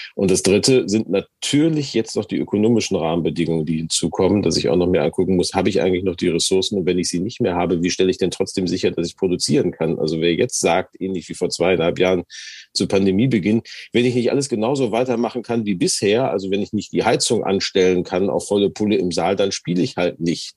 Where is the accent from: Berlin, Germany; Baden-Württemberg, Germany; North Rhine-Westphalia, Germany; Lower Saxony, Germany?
North Rhine-Westphalia, Germany; Gelsenkirchen; now in Hamburg, Germany; meiner Heimatstadt Gelsenkirchen